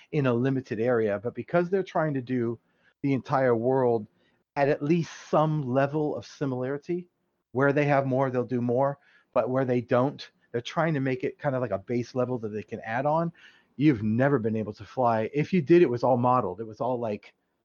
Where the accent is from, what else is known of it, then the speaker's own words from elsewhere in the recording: near Cleveland, Ohio, United States; now in South Florida, United States; It's near Cleveland. It's about 30 miles south of Cleveland